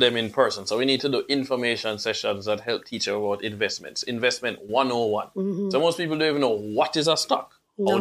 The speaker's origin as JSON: {"language": "English", "town": "Kingston", "country": "Jamaica", "tie": "born or raised there", "moved": "yes", "lives_now": "Florida, United States", "said": "this uptown kid that grew up in Kingston 6"}